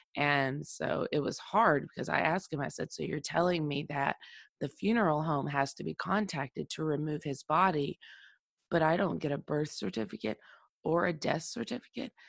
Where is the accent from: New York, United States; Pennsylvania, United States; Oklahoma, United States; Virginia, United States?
Oklahoma, United States; my home state of Oklahoma